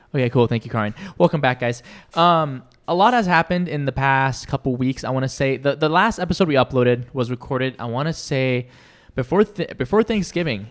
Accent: Washington, United States; born or raised there; moved away as an adult; now in California, United States

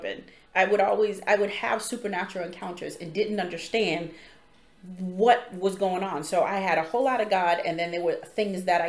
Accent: Boston, Massachusetts, United States; also born or lived in Roxbury; I grew up in Dorchester

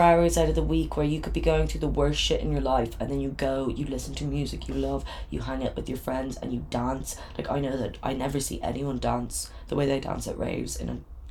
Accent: Ireland; now in Dublin, Ireland; I love being Irish, I love my Irish friends

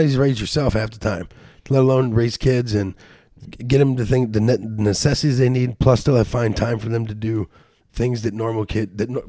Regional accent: St. Louis, Missouri, United States; We're from the Lou

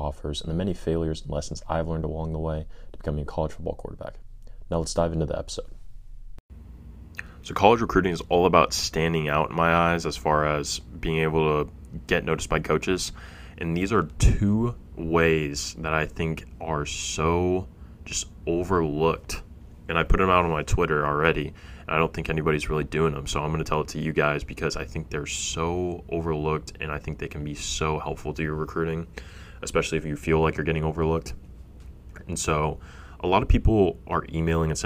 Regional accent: Fresno, California, United States; I'm from Fresno, grew up there

